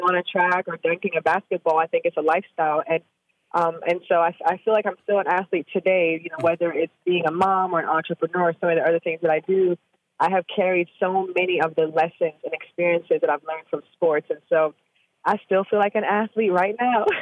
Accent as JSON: {"language": "English", "country": "Jamaica", "moved": "as an adult", "lives_now": "Austin, United States", "said": "I'm from Jamaica"}